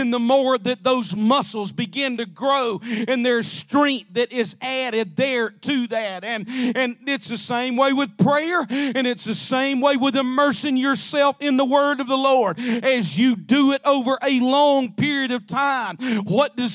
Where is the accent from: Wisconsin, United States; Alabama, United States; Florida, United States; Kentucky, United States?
Alabama, United States; I'm from Alabama